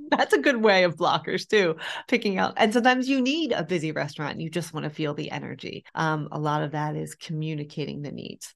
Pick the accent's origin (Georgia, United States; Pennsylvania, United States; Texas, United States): Pennsylvania, United States; Philadelphia; moved away as an adult; also born or lived in Europe; born and raised in Philadelphia, Pennsylvania